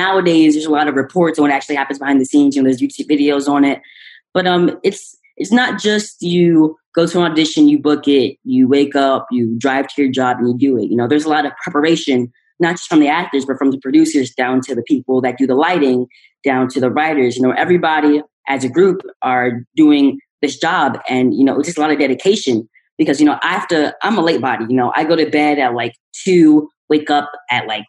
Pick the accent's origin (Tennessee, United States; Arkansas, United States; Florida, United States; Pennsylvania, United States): Pennsylvania, United States; Philadelphia; I'm from the East Coast, Philadelphia